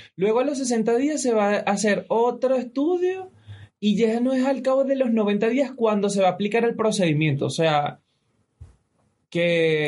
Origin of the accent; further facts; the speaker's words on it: Venezuela; now in Ecuador; somos tres venezolanos que vivimos en Ecuador